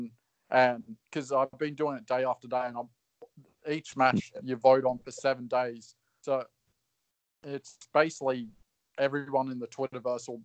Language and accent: English; Australia; I'm Aussie